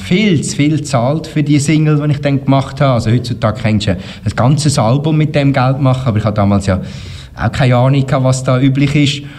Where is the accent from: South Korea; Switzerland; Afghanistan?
Switzerland; Uri; ich komme auch aus dem Kanton Uri